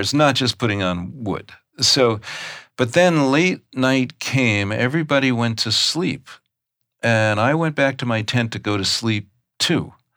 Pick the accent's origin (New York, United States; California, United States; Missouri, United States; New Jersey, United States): New York, United States; I grew up in New York.